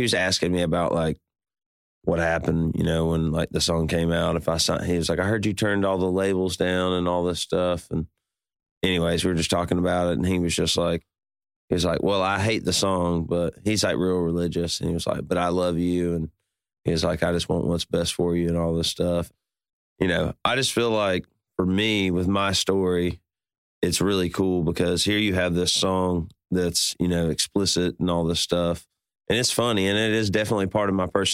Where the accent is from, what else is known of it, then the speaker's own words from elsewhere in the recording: Birmingham, Alabama, United States; I grew up in Birmingham, Alabama